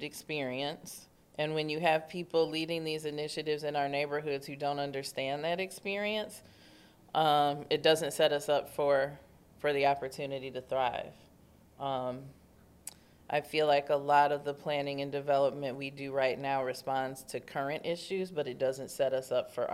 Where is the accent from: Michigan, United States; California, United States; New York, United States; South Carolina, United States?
Michigan, United States; Detroit; also born or lived in Midtown, Detroit; I'm from the Bagley neighborhood. I currently live in Midtown